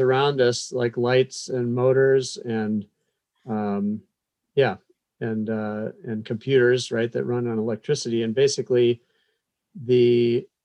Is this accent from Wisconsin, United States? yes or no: yes; Madison, Wisconsin, United States; moved away as an adult; also born or lived in Iowa / California / North Carolina / Virginia; now in Blacksburg, United States; I grew up in Madison, Wisconsin, walking distance from the University of Wisconsin